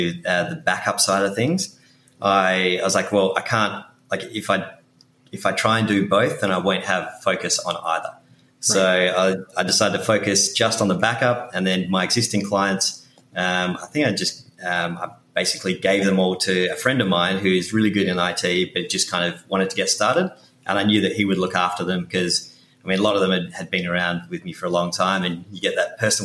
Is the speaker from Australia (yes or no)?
yes; Perth, Western Australia, Australia; moved away as an adult; now in New York City, United States; I'm originally from Perth in Western Australia.